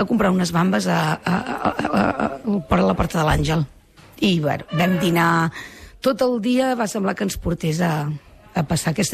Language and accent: Catalan; Barcelona, Catalonia, Spain; now in Sant Hipòlit de Voltregà, Spain; jo sóc filla de Sant Andreu